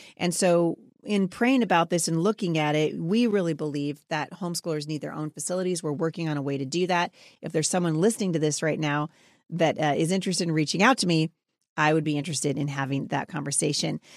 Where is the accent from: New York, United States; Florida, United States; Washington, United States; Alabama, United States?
Washington, United States; Battle Ground; my hometown. of Battleground Washington